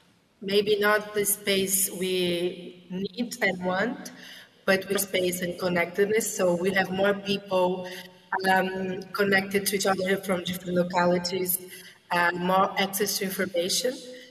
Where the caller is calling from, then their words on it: Brazil; I'm speaking from Brazil. It's 7 a.m. here, so good morning.